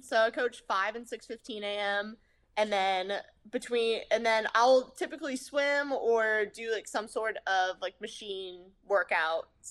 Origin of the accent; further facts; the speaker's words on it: Southern Virginia, United States; I grew up in Southern Virginia. So everybody has the country twang